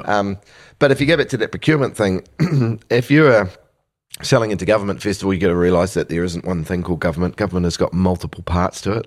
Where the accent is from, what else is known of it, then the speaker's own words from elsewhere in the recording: New Zealand; born here in the, in the seventies and eight, and eighties